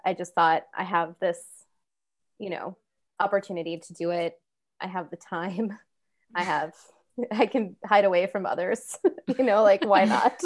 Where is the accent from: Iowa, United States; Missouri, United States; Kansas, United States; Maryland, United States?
Kansas, United States; I grew up in Kansas